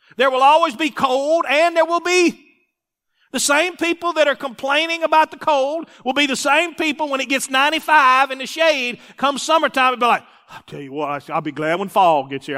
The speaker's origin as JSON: {"language": "English", "region": "Mississippi", "country": "United States", "said": "I'm, I'm from Mississippi"}